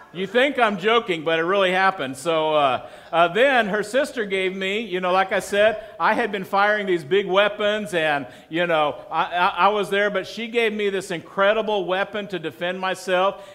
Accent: Texas, United States; moved away; also born or lived in Colorado Springs; I'm from Texas

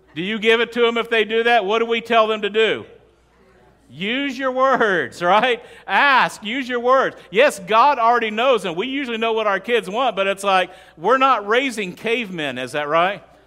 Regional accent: West Texas, United States; moved away; I grew up in West Texas. I grew up in the desert.

